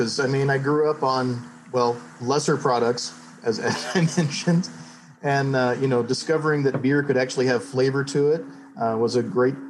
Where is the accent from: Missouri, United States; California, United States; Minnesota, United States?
Missouri, United States; St. Louis; moved away as an adult; also born or lived in Reno, Nevada; I grew up in St. Louis